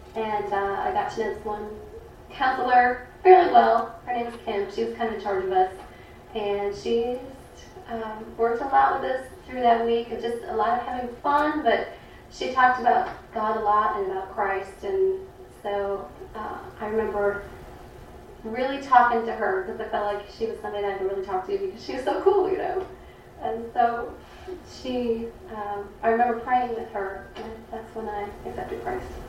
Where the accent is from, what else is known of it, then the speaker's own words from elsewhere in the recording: Lafayette, Indiana, United States; I'm actually from Lafayette, born and raised here